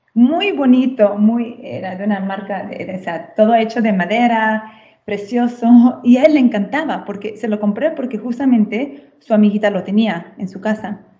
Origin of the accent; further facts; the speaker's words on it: Guadalajara, Jalisco, Mexico; moved away as an adult; now in Castelli Romani, Italy; yo crecí en México